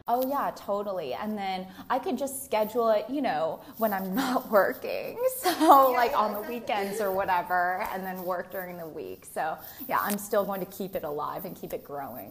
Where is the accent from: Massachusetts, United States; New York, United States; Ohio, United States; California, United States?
Massachusetts, United States; Newton; I grew up in Newton, Massachusetts, very close by.